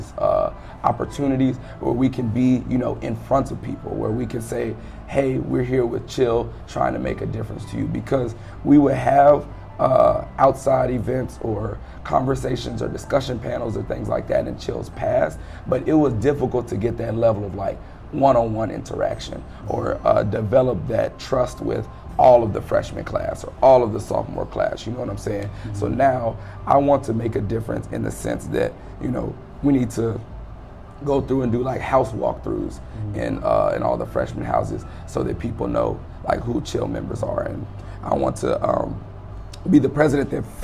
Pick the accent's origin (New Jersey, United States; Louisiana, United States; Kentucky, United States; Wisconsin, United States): Louisiana, United States; Prairieville; moved away as an adult; now in Atlanta, United States; I'm from Prairieville, Louisiana, which is about 8 hours away from where we are right now.